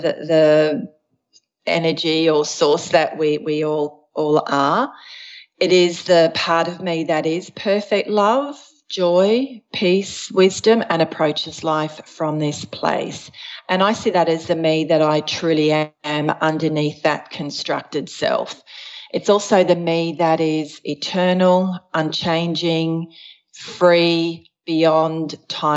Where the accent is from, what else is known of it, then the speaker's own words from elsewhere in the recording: Australia; also born or lived in Switzerland / Adelaide, South Australia; I was born in Switzerland. We immigrated to Australia when I was 6 years old